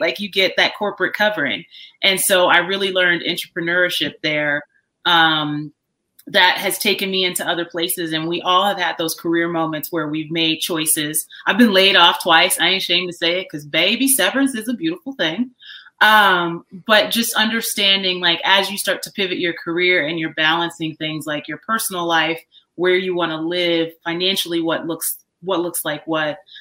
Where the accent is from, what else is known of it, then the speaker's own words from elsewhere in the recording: Chicago, Illinois, United States; moved away; I grew up on the south side of Chicago. I've moved around a bit, but that's that's my hometown